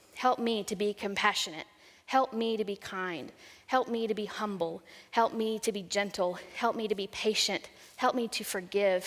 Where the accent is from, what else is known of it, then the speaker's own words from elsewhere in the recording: San Saba, Texas, United States; I grew up in central Texas in a little town called San Saba